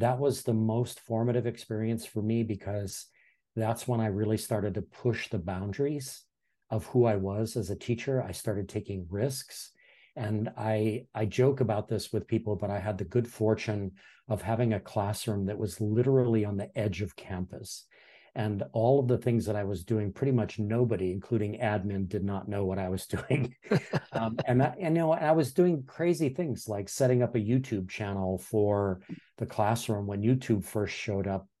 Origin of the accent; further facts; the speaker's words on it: Hawaii, United States; also born or lived in Iowa; I'm born and raised in Hawaii